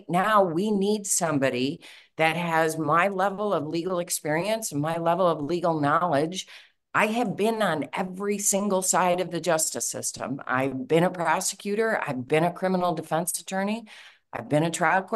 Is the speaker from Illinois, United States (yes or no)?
yes; Chicago, Illinois, United States; I love Cook County. I was born and raised here. I grew up on the Northwest side